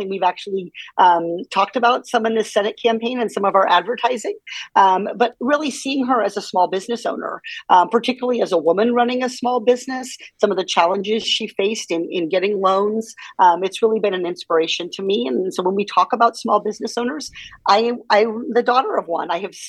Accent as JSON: {"language": "English", "region": "Iowa", "country": "United States", "tie": "born or raised there", "said": "Well, growing up in Iowa, I think one of the things that you learn is how much politicians want to talk to you during campaign season."}